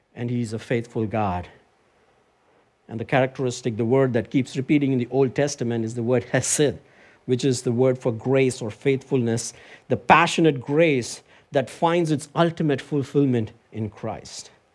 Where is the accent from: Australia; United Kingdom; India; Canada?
India; Chennai, Tamil Nadu; moved away; I went back to my home country, India, recently, in my hometown, Chennai